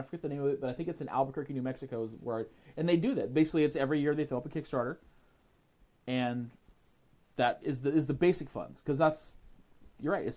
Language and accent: English; Ontario, Canada; I grew up in Ontario